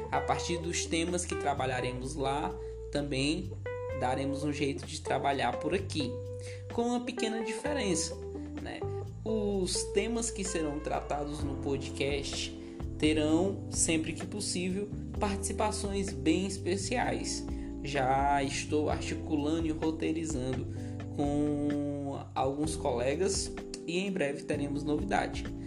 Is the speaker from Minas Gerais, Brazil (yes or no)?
no; Brasília, Federal District, Brazil; moved away as an adult; also born or lived in Pará; now in Picos, Brazil; Cresci na capital do Brasil, Brasília, eu morei lá durante 15 anos